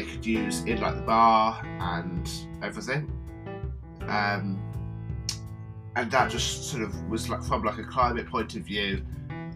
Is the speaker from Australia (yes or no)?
no; Midlands, United Kingdom; accent: Midlands; my Midlands accent